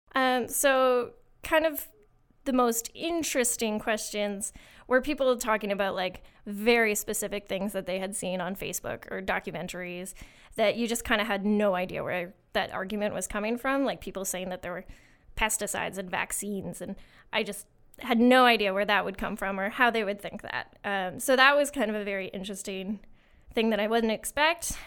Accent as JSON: {"language": "English", "town": "Winchester", "region": "Ontario", "country": "Canada", "tie": "born or raised there", "said": "I'm from a little town called Winchester, um, and I grew up on a small farm with sheep, horses, and beef cows"}